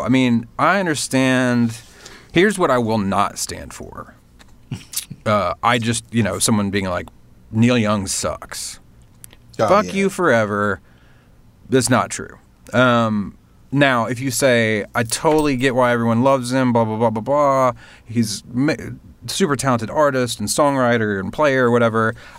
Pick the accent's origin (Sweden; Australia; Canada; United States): Canada; As a Canadian, I feel like I should love him more than I do.